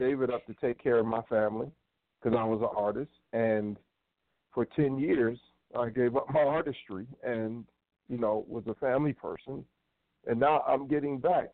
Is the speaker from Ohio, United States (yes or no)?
yes; Cleveland, Ohio, United States; I am from Cleveland